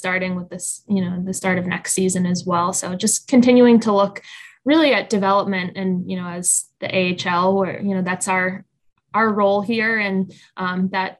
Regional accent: Boston, Massachusetts, United States; I grew up in the Boston area.

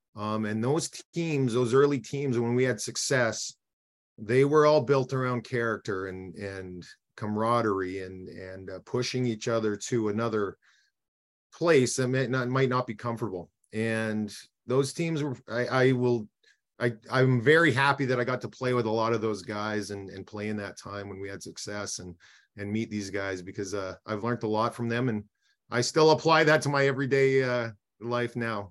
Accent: Eyebrow, Saskatchewan, Canada; also born or lived in Edmonton, Alberta; I was born in Edmonton. Yeah, I uh, I moved to Eyebrow, Saskatchewan, when I was about uh, two or three years old

